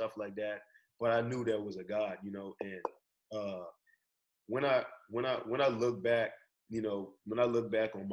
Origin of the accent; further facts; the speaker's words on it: Nassau, New Providence, Bahamas; accent: Bahamian; moved away as an adult; now in United States; I'm from Nassau, Bahamas. My accent come and go